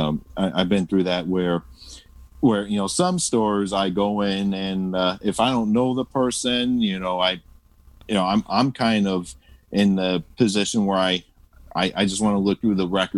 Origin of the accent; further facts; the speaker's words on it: Toledo, Ohio, United States; I was born and raised in Toledo, Ohio.